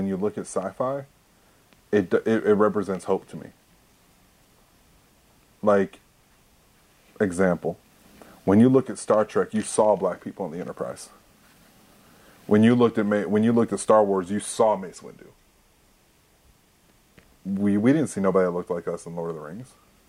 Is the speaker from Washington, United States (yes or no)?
no; Texas, United States; It was the van that we had growing up in Texas.